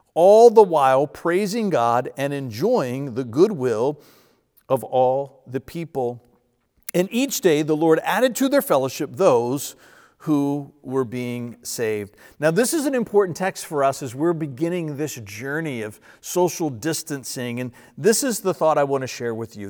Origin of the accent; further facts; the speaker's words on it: United States; I grew up in Verina and I'm still a little bit of a redneck